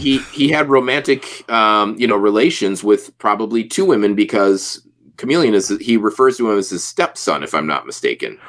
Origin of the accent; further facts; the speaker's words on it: Midwest, United States; us Midwesterners